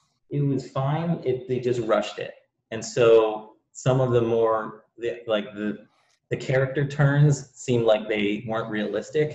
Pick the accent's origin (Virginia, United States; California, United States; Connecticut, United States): Connecticut, United States; also born or lived in London, United Kingdom; now in Texas, United States; I grew up in the Northeast of the US. So I'm from Connecticut. Really, is where I grew up